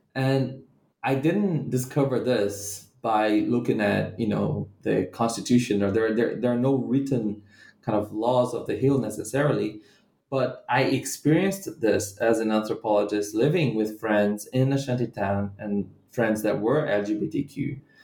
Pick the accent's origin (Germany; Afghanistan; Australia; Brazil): Brazil; Brazilian Midwest; moved away as an adult; also born or lived in Bahia, Brazil / Rio de Janeiro, Brazil / United Kingdom; now in Salvador, Brazil; I'm not from the city of Rio, and I'm from the Brazilian Midwest